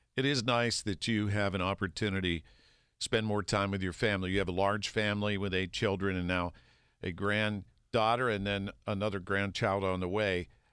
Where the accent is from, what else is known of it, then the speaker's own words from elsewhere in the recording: North Park, Pennsylvania, United States; also born or lived in Millville, Pennsylvania / Wexford, Pennsylvania; So, I, I grew up in North Park, basically right on the border.